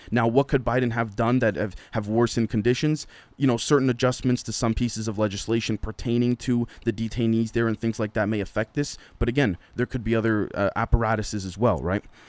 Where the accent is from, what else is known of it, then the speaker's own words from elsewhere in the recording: Canada; being Canadian